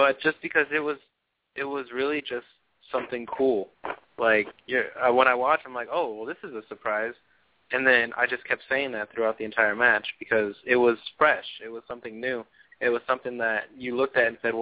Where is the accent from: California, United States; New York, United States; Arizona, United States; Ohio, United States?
California, United States; I'm from California